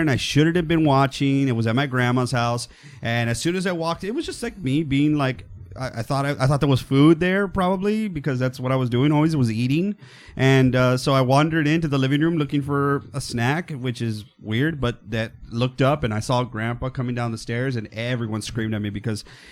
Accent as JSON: {"language": "English", "region": "Texas", "country": "United States", "said": "I am from Texas"}